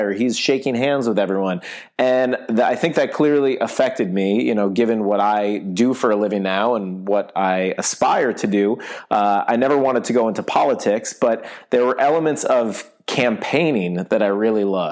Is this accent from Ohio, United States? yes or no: yes; Shaker Heights, Ohio, United States; moved away as an adult; also born or lived in Syracuse, New York; now in Los Angeles, United States; I grew up in Shaker Heights, Ohio, which is the first suburb right outside of Cleveland